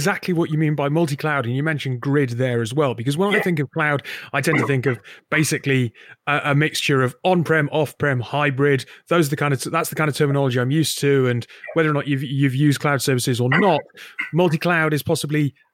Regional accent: the Northeast, North East England, United Kingdom; a native of the Northeast

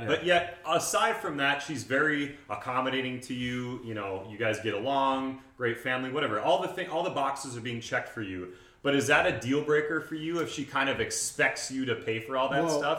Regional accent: Midwest, United States; I grew up in the Midwest

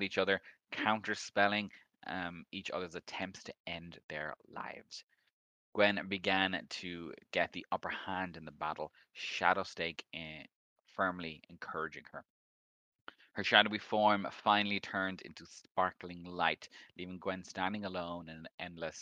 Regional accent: Ireland; we're Irish

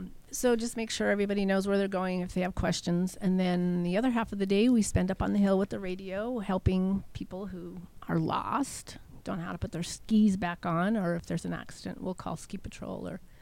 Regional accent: East Bay, Bay Area, California, United States; now in Truckee, United States; I was born in the Bay Area, East Bay, and so I've got family.

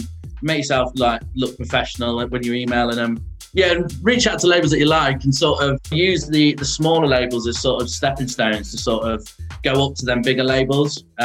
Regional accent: Lincolnshire, East Midlands, United Kingdom; moved away; also born or lived in Bristol; I'm from Lincolnshire, and that's like a Yellow Belly

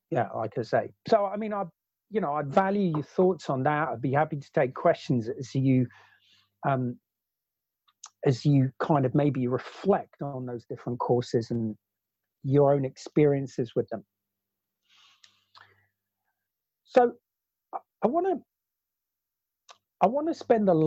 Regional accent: Oxford, South East England, United Kingdom; moved away as an adult; also born or lived in New Zealand / Africa; as a kid growing up as a teenager growing up in Oxford

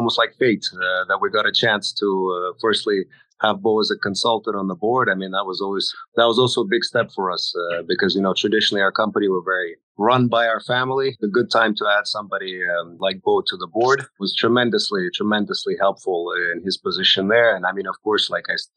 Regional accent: Singapore; now in United States; I grew up in Singapore, as did my family

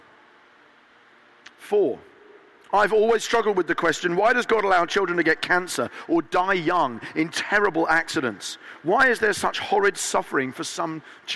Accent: Eastbourne, South East England, United Kingdom; my hometown of Eastbourne.

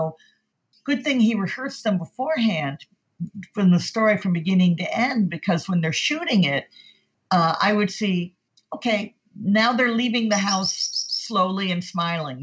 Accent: Wisconsin, United States; I'm from Wisconsin

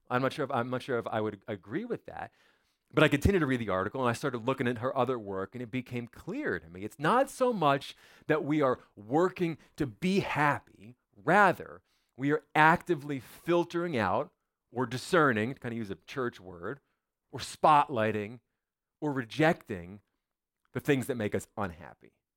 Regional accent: United States; I was born in America, which means I'm an American

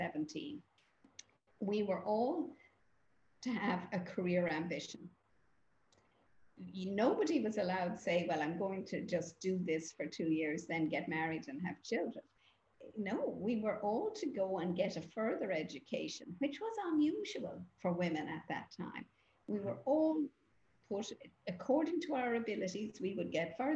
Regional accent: Ireland; I grew up in Holy Catholic Ireland, as we call it

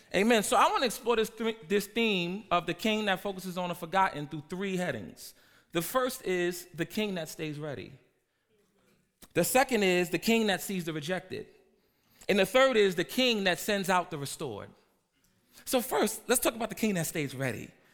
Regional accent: New York City, New York, United States; I'm from Harlem and I'm the hood pastor

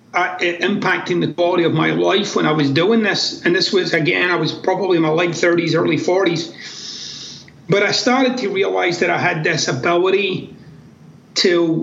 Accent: Glasgow, Scotland, United Kingdom; moved away as an adult; also born or lived in United States; I'm actually from Glasgow in Scotland.

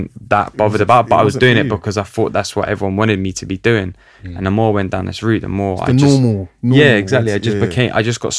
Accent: London, United Kingdom; looking at the culture that I grew up in North London, like Italian community in North London, like a lot of that is rooted in like success and like being successful.

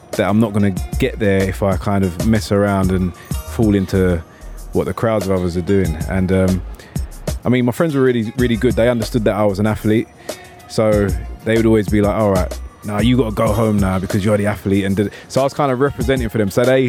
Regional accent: London, United Kingdom; moved away as an adult; now in United Arab Emirates; I'm born and raised in Southeast London.

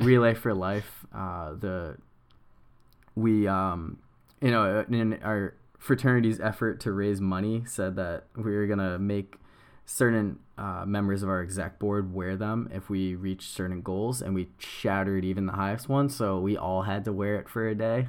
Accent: Nashua, New Hampshire, United States; born or raised there

